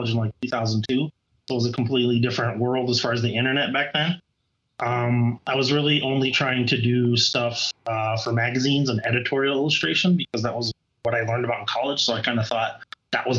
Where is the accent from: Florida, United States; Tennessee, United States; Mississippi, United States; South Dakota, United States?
South Dakota, United States; moved away as an adult; now in Colorado, United States; I grew up in the middle of the country in South Dakota